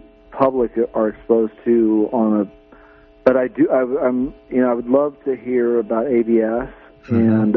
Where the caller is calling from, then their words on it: Redway, California, United States; I'm just from Redway